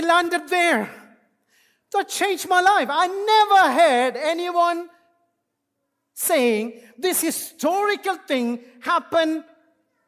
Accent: India; English is a second language; moved away; as an Indian, English is my second language

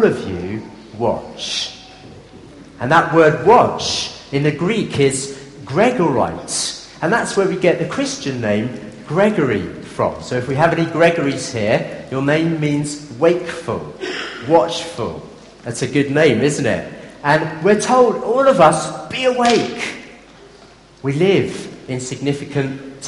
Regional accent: Durban, KwaZulu-Natal, South Africa; moved away; I grew up in South Africa in my early days, and we had a boat in Durban Harbour.

